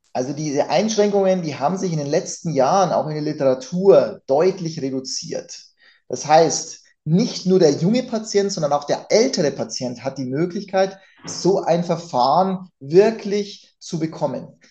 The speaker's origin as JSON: {"language": "German", "country": "Germany", "said": "bei uns in Deutschland"}